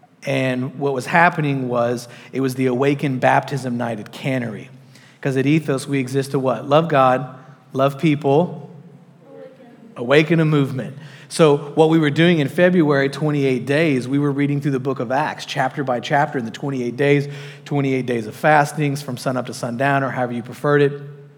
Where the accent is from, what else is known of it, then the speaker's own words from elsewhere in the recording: New Jersey, United States; I'm from New Jersey, dude. We road rage.